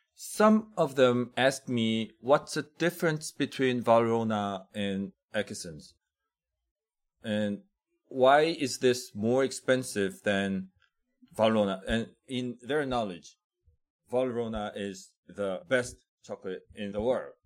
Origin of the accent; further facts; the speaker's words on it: South Korea; I was born and raised in Korea for like twenty, more than twenty years